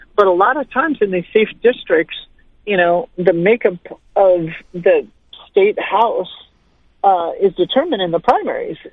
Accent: Montana, United States; my home state of Montana

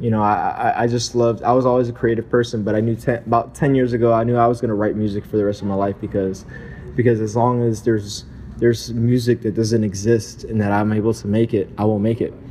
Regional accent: Miami, Florida, United States; I'm from Miami. I'm from Florida. I was actually born in South Florida, raised there

